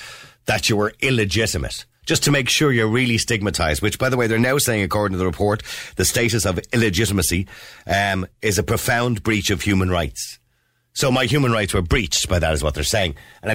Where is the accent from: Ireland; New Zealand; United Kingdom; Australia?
Ireland; Dublin, Leinster; I was born in 1963 in St. Patrick's Home on the Navan Road